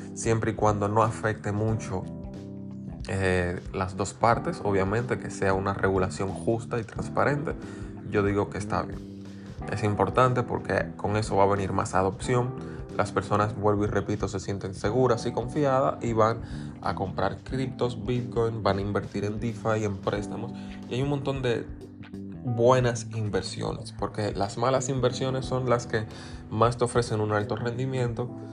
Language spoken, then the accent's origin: Spanish; Dominican Republic; aquí en República Dominicana